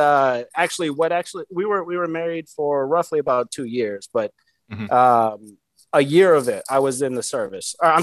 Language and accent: English; Michigan, United States; moved away as an adult; also born or lived in Hawaii / Las Vegas / Seattle / Pennsylvania; born and raised in Michigan